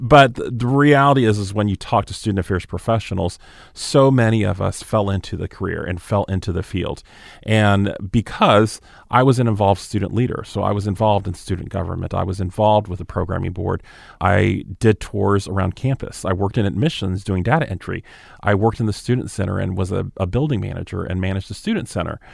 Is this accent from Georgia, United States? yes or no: yes; Moultrie, Georgia, United States; moved away; also born or lived in Hawaii / Naples, Italy; I grew up in South Georgia in a small town called Moultrie, Georgia